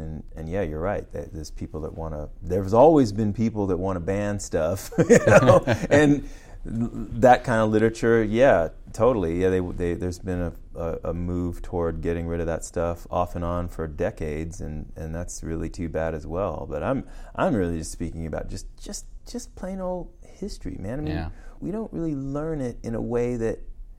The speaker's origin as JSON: {"language": "English", "town": "Washington", "region": "District of Columbia", "country": "United States", "said": "You know, because I'm from Washington, D.C., and my mother was a D.C. public school teacher."}